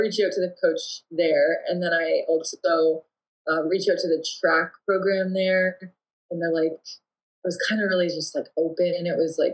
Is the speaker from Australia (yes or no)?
no; Woodstock, Ontario, Canada; moved away as an adult; also born or lived in Ingersoll, Ontario; now in Windsor, Canada; I'm not from Windsor, but I grew up in Woodstock, Ontario, and more so like Ingersoll, Woodstock, and called the Oxford County area